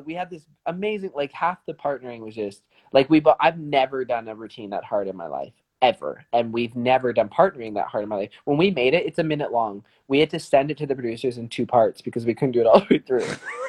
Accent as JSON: {"language": "English", "town": "Calgary", "region": "Alberta", "country": "Canada", "said": "we're from Calgary in the south of France."}